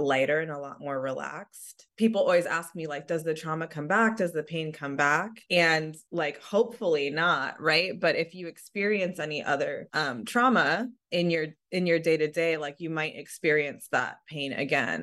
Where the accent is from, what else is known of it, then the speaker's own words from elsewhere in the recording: San Diego, California, United States; I grew up in San Diego, which is Southern California.